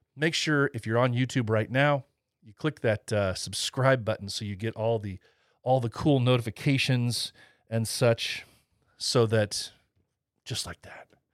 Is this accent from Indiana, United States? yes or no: yes; Indiana, United States; my home state, Indiana